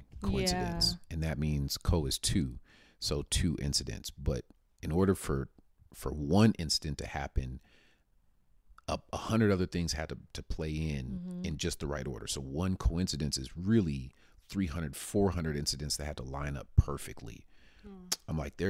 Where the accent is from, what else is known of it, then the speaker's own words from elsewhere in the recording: Paradise Hills, United States; I grew up in Paradise Hills in Meadowbrook Apartments. I always talk about that. Grew up in Meadowbrook Apartments